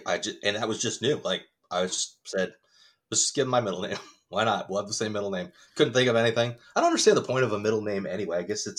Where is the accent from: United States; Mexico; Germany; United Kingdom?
United States; I'm one of those assholes that's totally 100% born and raised in America. And it's like, yeah, I'm Irish. It's my last name.